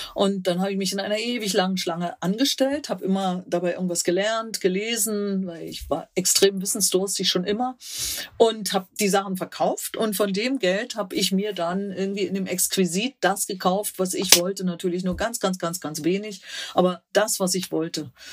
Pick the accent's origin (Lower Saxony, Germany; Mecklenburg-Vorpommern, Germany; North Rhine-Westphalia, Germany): Mecklenburg-Vorpommern, Germany; moved away as an adult; also born or lived in Greifswald / Brandenburg / Berlin / South Africa; now in Upper Bavaria, Germany; Ich bin gebürtige Mecklenburgerin.